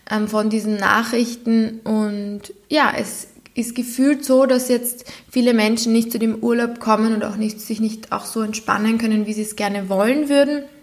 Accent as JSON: {"language": "German", "country": "Austria", "said": "Wir sind das aber als Europäer und vor allem als Österreicher sehr gewohnt, dass wir das können."}